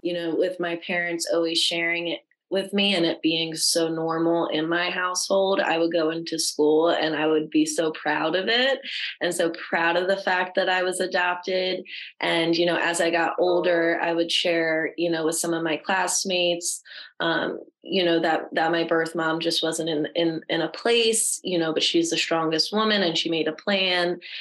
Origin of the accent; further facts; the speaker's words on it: New Jersey, United States; I was born in New Jersey.